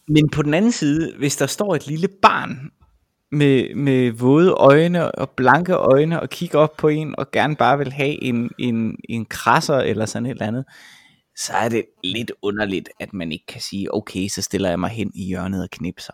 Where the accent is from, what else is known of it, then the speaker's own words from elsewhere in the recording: Vejle, Southern Denmark, Denmark; now in Roskilde, Denmark; jeg kommer jo oprindeligt fra Vejle